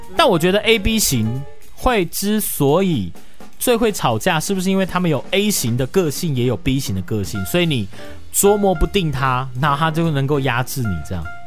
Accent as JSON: {"language": "Chinese", "country": "Taiwan", "said": "我们台湾人"}